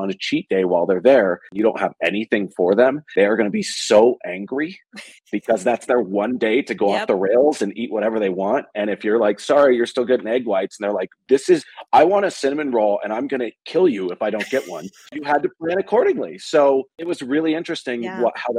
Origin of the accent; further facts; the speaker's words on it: Bay Area, Silicon Valley, California, United States; I grew up in the Bay Area in Silicon Valley